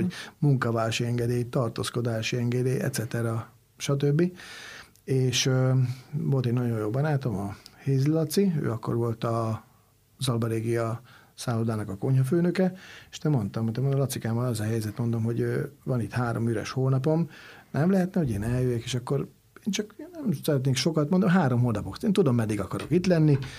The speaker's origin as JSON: {"language": "Hungarian", "country": "Hungary", "also_born_or_lived": "Italy", "said": "én Magyarországról"}